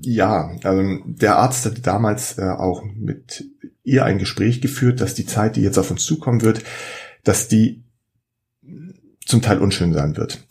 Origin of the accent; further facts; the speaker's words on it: Schleswig-Holstein, Germany; ich komme hier aus Schleswig-Holstein